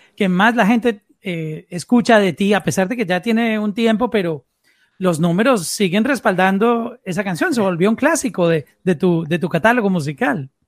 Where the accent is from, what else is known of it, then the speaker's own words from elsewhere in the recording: Colombia; first language Spanish; Yo soy colombiano